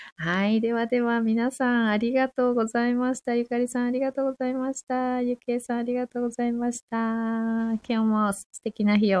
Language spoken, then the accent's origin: Japanese; Fukushima, Japan; 私は福島で生まれて、福島で育ってる